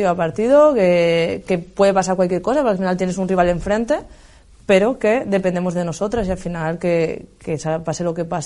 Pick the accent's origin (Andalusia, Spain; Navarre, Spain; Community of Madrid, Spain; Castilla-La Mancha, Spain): Castilla-La Mancha, Spain; también soy de Castilla-La Mancha